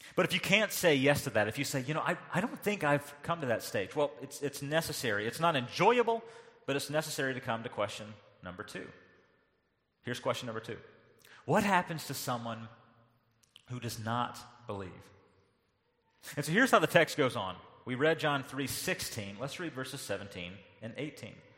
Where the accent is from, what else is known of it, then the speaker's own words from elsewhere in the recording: North Carolina, United States; moved away; growing up in North Carolina